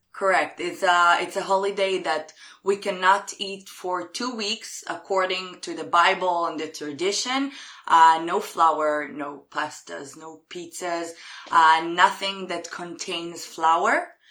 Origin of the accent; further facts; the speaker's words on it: Jerusalem, Jerusalem District, Israel; English is a second language; I'm from Jerusalem in Israel.